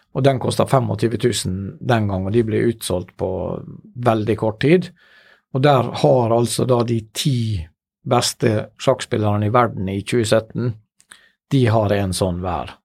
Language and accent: Norwegian; Ålesund, Møre og Romsdal, Norway; når jeg var liten og vokste opp i Ålesund, som man sikkert hører på min, min dialekt